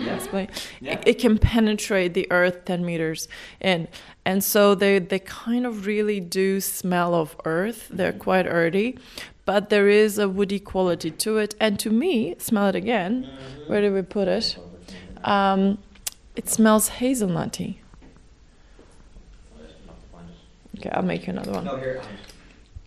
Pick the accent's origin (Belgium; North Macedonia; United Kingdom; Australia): North Macedonia; now in Dublin, Ireland; I'm from Macedonia